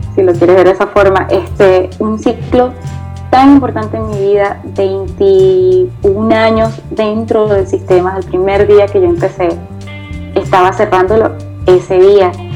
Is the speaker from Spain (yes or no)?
no; eastern Venezuela, Nueva Esparta, Venezuela; fue el joropo oriental. Eh, que es de donde yo soy